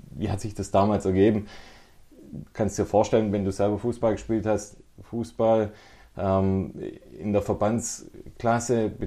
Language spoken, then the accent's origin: German; Ergenzingen, Baden-Württemberg, Germany; Das war auch bei uns daheim in Ergenzingen, war das so eher, ich sag mal, zweigeteilter Freundeskreis.